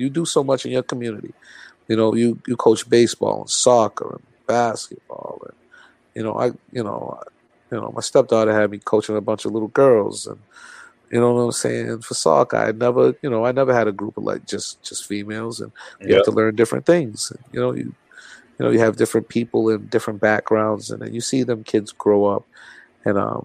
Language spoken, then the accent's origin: English; New Bedford, Massachusetts, United States; be accepted as a New Bedford brother, to be down South End